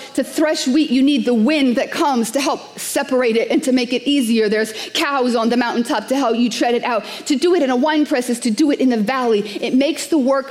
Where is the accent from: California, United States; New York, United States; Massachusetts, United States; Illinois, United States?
New York, United States; New York City; I'm a New Yorker.